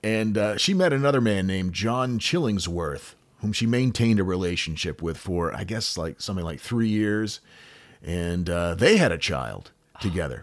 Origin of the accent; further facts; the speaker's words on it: United States; accent: American; my stupid American accent